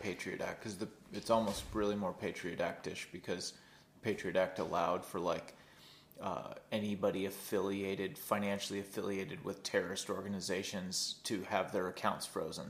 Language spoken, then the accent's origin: English; United States; speaking as an American